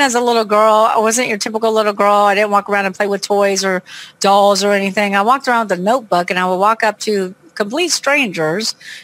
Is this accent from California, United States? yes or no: yes; Long Beach, California, United States; now in New Orleans, United States; I'm from Long Beach, California, but I live in New Orleans, Louisiana.